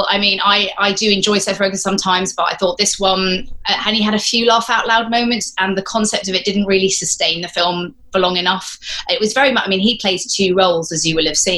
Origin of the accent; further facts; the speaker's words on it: Exeter, South West England, United Kingdom; also born or lived in United States / Scotland; So I lived partly in the United States, part different parts of Scotland. But I did spend 10 years in Exeter between the ages of 8 and 18. So Devon really felt like home primarily.